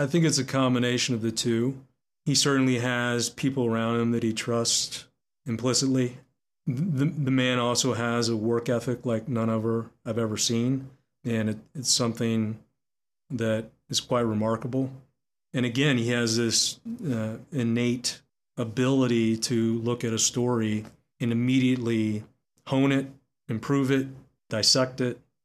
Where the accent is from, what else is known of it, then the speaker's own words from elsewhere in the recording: Texas, United States; Growing up in Texas